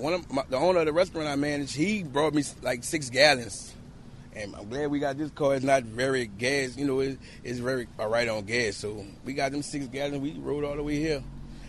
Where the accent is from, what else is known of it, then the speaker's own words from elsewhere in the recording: New Orleans, Louisiana, United States; New Orleans, Louisiana.